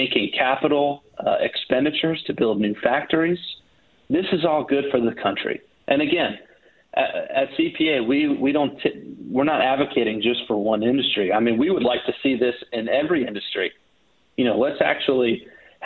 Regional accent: Florida, United States; I was born in Florida.

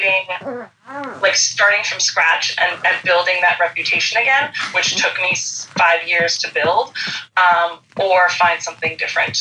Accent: Long Island, New York, United States; now in Queens, United States; I grew up on Long Island

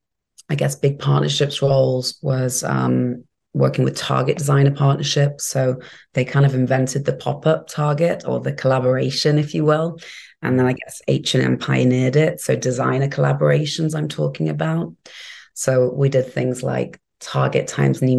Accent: England, United Kingdom; also born or lived in New York; now in Miami, United States; where I grew up in England

